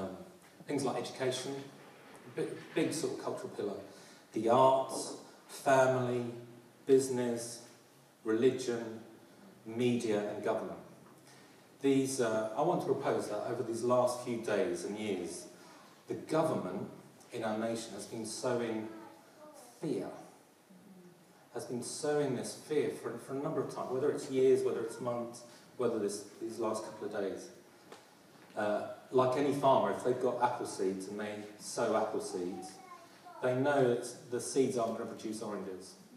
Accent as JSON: {"language": "English", "region": "London", "country": "United Kingdom", "said": "As you can hear my accent, I'm a proud Londoner"}